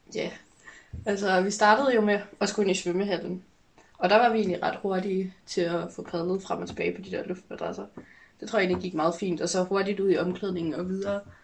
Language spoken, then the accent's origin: Danish; Hillerød, Capital Region of Denmark, Denmark; jeg kommer fra Hillerød